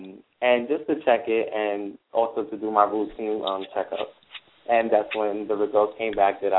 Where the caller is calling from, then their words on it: Brooklyn, New York, United States; Yeah, I am calling from Brooklyn.